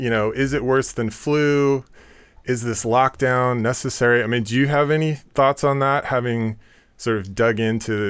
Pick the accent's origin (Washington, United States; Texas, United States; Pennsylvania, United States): Washington, United States; Seattle; now in New York, United States; I'm from Seattle